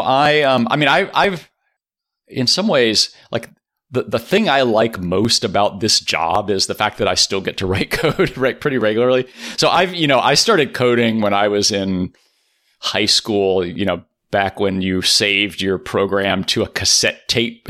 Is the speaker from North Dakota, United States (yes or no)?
no; Rosenberg, Texas, United States; I grew up in Texas.